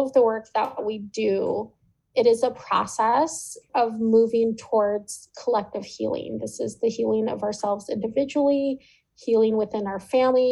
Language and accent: English; California, United States; a California Indigenous woman